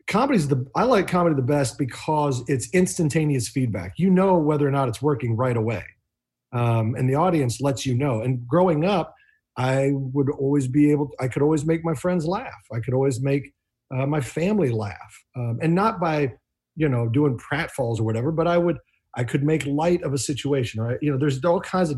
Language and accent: English; Midwest, United States; I come from the Midwest